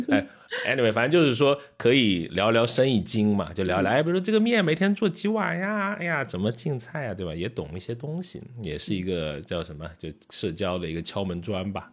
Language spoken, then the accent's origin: Chinese; Liuzhou, Guangxi, China; moved away; 我是这个柳州来的